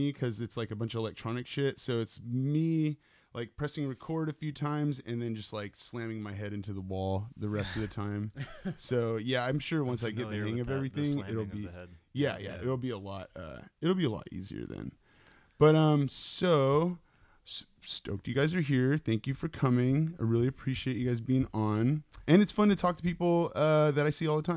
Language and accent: English; San Jose, California, United States; I grew up in San Jose